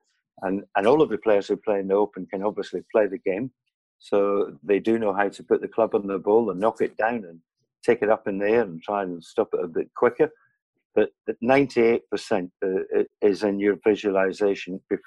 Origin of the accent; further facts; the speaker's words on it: Scotland, United Kingdom; I'm Scottish